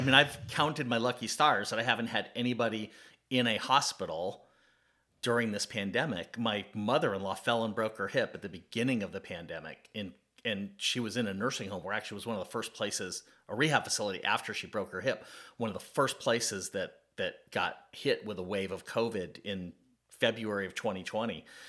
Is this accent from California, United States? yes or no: yes; California, United States; now in Atlanta, United States; I grew up in California, not far from where you grew up